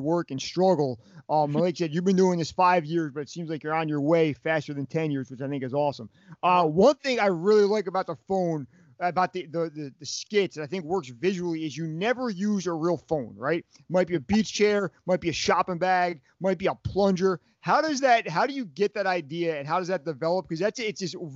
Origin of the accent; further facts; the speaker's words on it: Toms River, New Jersey, United States; also born or lived in Monmouth County, New Jersey; I grew up in Ocean County